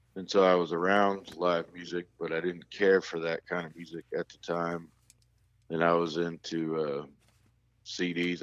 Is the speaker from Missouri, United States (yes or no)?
yes; North Kansas City, Missouri, United States; born or raised there; also born or lived in Raleigh, North Carolina